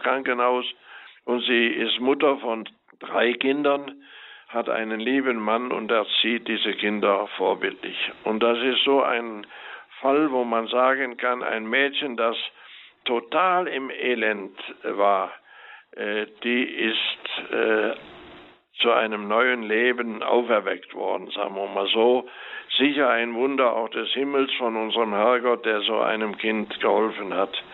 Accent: Rhineland, Germany; ich bin geborener Rheinländer

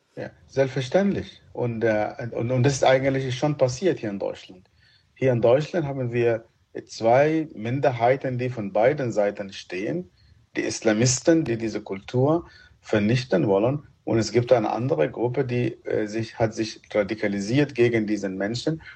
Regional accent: Sudan; German is a second language; also born or lived in Egypt; now in Germany; Meine äh, meine Erziehung ist schon abgeschlossen, als ich noch als Kind im Sudan bin

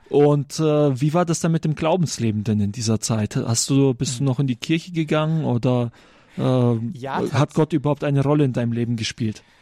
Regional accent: Germany

